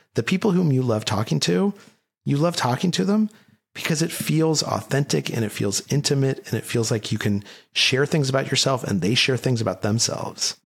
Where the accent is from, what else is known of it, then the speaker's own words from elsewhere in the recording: Albuquerque, New Mexico, United States; Albuquerque, New Mexico. I went to Valley High School